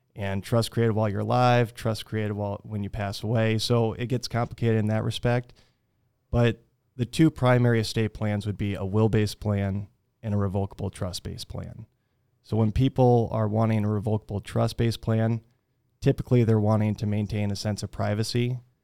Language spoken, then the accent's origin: English; Fort Dodge, Iowa, United States; also born or lived in Minnesota; I'm originally from Fort Dodge, was raised here